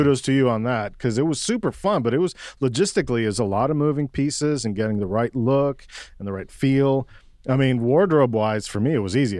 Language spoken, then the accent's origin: English; Mexico City, Mexico; now in Austin, United States; I'm from Mexico City. My parents are Cuban exiles